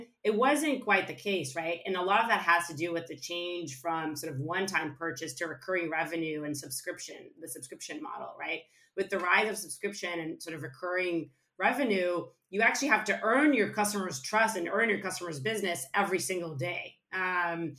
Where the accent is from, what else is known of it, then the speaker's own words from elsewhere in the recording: suburbs of Tel Aviv, Tel Aviv District, Israel; moved away; I was born and raised in Israel, in a small town in the suburbs of Tel Aviv